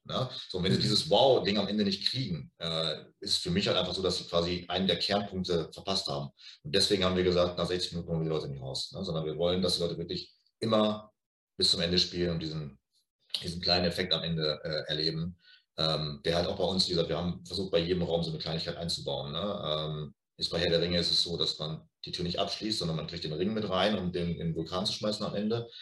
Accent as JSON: {"language": "German", "town": "Lippstadt", "region": "North Rhine-Westphalia", "country": "Germany", "said": "wir kommen natürlich beide aus Lippstadt"}